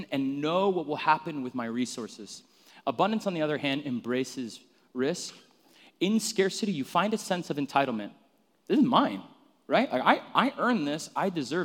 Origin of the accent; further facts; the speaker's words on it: Phoenix, Arizona, United States; I grew up in Arizona, where I'm from, in like North Phoenix.